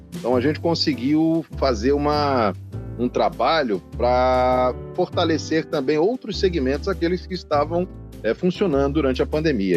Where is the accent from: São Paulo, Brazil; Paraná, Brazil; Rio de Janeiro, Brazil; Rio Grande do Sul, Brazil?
São Paulo, Brazil; São Caetano do Sul; also born or lived in Sousa, Paraíba; now in Salvador, Brazil; Eu sou de São Paulo, de São Caetano do Sul